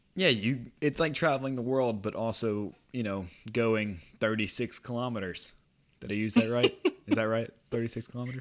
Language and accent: English; United States; I am an American